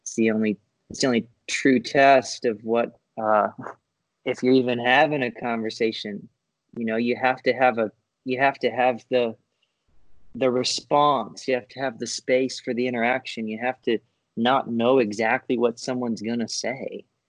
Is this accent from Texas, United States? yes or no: no; Florida, United States; So I grew up in Florida. I ended up going to college at UCF in Orlando.